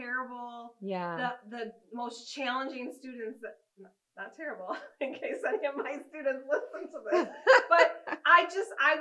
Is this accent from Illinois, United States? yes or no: no; Michigan, United States; moved away as an adult; also born or lived in Minnesota / Virginia / Los Alamos, New Mexico; now in Tennessee, United States; I grew up in Michigan. My family's from there. And so grew up in Michigan.